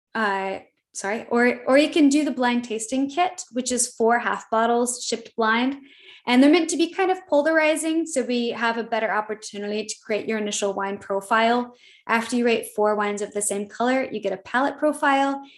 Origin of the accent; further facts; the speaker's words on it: Midwest, United States; I'm from the Midwest. I I have a lot of humility and is how I was raised